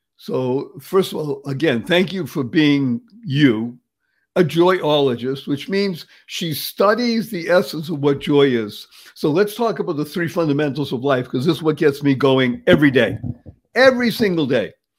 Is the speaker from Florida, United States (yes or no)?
no; Boston, Massachusetts, United States; moved away; I grew up in the area. I'm from Dorchester originally